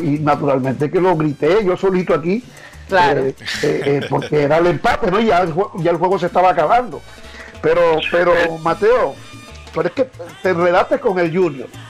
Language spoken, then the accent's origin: Spanish; Colombia; moved away; soy colombiano por encima de todo